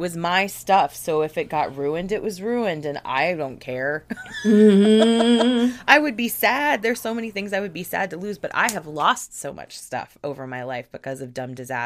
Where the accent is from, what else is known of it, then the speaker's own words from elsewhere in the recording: Virginia, United States; my house that I grew up in Virginia